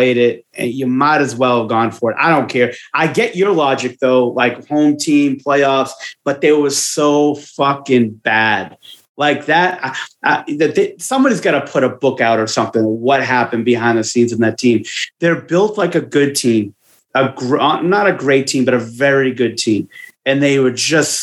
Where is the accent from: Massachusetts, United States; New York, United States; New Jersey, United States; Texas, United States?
Massachusetts, United States; Boston; accent: Boston; my Boston accent